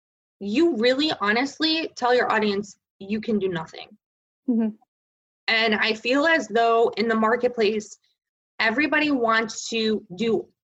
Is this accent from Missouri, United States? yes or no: no; Connecticut, United States; I'm from Connecticut